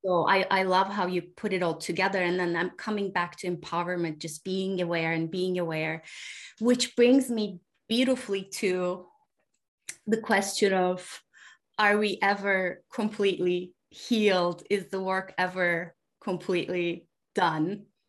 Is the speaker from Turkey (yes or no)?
yes; Turkey; now in United States; I live in the United States, but I was born in Turkey.